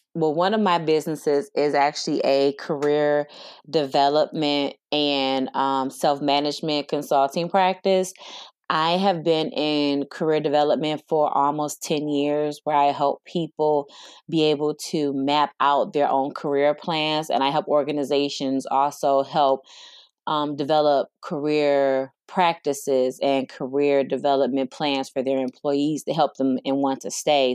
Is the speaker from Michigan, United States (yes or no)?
yes; Detroit, Michigan, United States; I am from Detroit, Michigan, born and raised